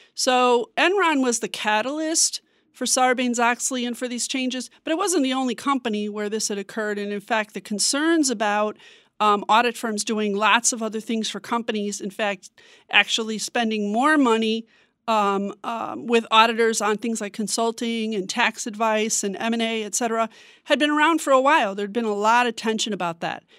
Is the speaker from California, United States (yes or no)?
no; Chicago, Illinois, United States; moved away as an adult; now in Washington, D.C., United States; I'm originally from Chicago. I've been here in Washington for almost five years.